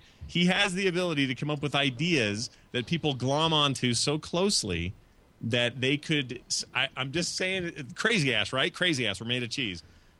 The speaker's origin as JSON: {"language": "English", "country": "United States", "said": "I don't know what prime ministers do in Canada because I'm an American."}